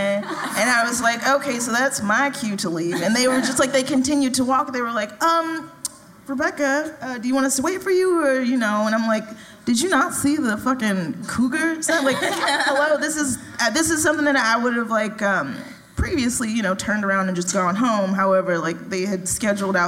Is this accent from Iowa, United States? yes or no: no; Chicago, Illinois, United States; also born or lived in New York; now in Portland, United States; I'm from Chicago, like the South Side, which is as flat as can probably be